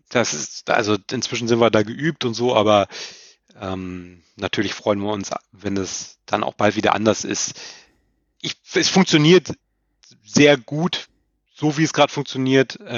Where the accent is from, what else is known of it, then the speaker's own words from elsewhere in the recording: Lower Saxony, Germany; also ich bin, habe ja gesagt, ich komme aus Niedersachsen